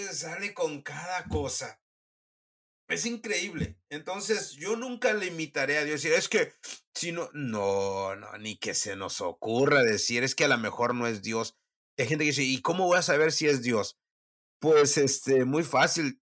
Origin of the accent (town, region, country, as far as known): Mexico; moved away as an adult; also born or lived in Huasteca / Mexico City / North Africa; now in South Texas, United States